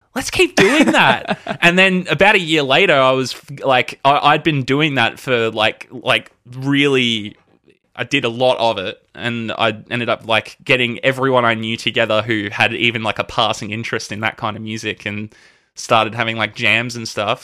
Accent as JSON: {"language": "English", "town": "Melbourne", "region": "Victoria", "country": "Australia", "tie": "born or raised there", "said": "I was born here in Melbourne. Uh, I think, I think technically I was born in Kew. Uh, I've lived in Melbourne my entire life"}